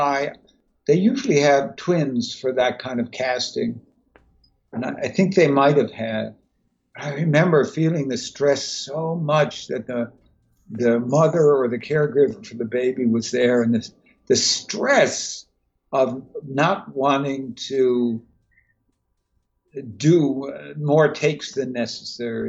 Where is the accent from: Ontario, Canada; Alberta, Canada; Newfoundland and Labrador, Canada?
Newfoundland and Labrador, Canada; moved away; also born or lived in New York / Los Angeles; I come from Newfoundland, Canada